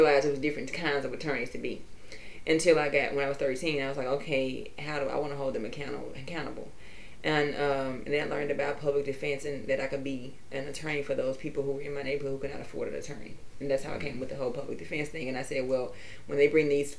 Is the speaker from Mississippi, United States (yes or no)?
yes; the Mississippi Delta, United States; I'm originally from the Delta.